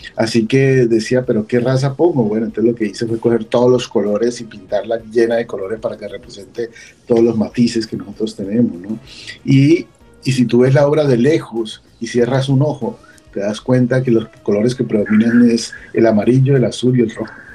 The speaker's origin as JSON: {"language": "Spanish", "country": "Colombia", "moved": "yes", "lives_now": "United States", "said": "yo salí hace 25 años de Colombia"}